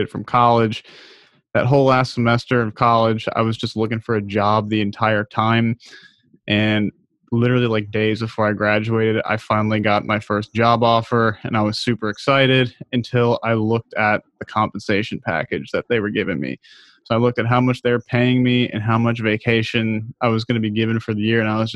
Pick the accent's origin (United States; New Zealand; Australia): United States; also born or lived in Baltimore, Maryland; I grew up outside of Washington, D.C.